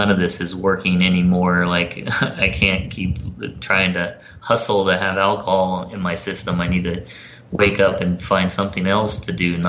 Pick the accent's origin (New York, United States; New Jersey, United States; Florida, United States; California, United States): Florida, United States; moved away; also born or lived in Los Angeles / North Carolina; I grew up down in Florida, about an hour away from where Clearwater